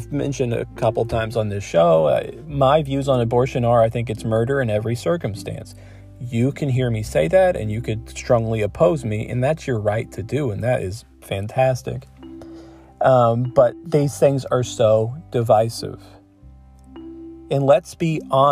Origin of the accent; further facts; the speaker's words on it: Ohio, United States; now in Michigan, United States; I live in Michigan and I grew up in Ohio.